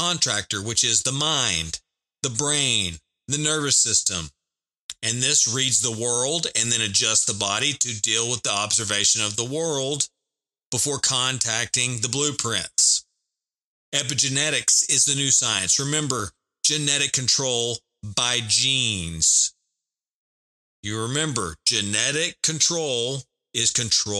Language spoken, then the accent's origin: English; the South, United States; I am from the South in America. I live in Texas